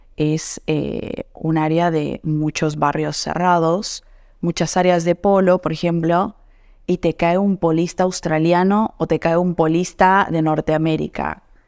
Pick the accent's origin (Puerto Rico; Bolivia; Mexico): Bolivia; now in Argentina; Como boliviana